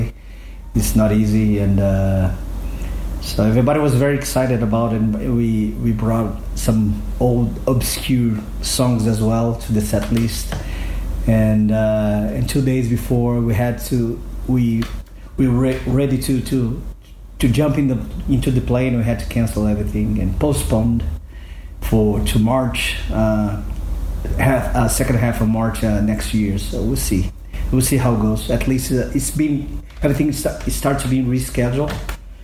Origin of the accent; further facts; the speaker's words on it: Belo Horizonte, Minas Gerais, Brazil; now in São Paulo, Brazil; I came to my hometown, Belo Horizonte, to stay with my mom and my sister